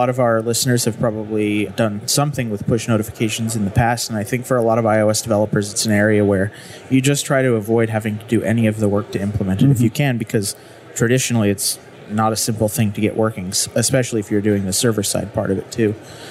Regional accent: Utah, United States; I'm from Utah. We have mountains.

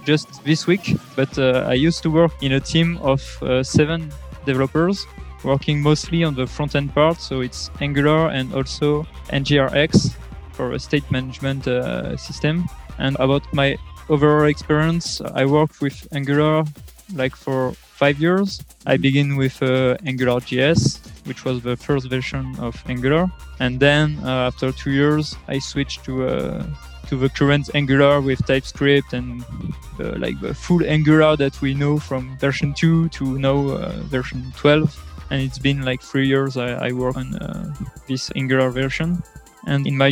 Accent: France; I come from France

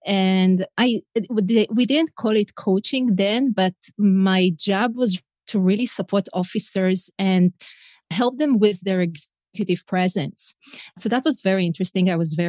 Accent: Israel; first language Hebrew; English is a second language; moved away as an adult; now in United States; So I'm originally from Israel, and I live in the US 16 years

